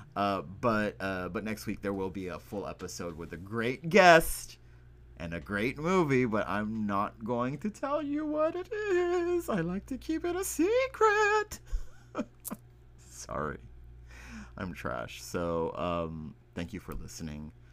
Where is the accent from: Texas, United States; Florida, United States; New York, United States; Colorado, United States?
Texas, United States; I am from the Texas.